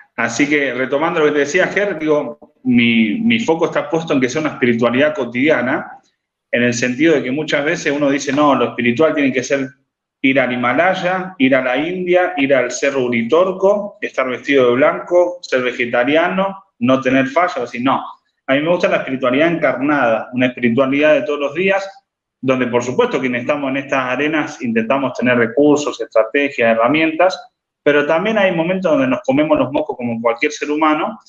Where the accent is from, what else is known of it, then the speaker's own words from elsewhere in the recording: Rosario, Santa Fe, Argentina; soy de Rosario, tengo 31 años